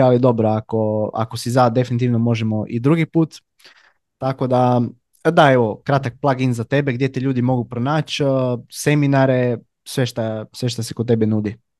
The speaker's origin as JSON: {"language": "Croatian", "town": "Labin", "region": "Istria County", "country": "Croatia", "said": "ja sam inače iz Labina"}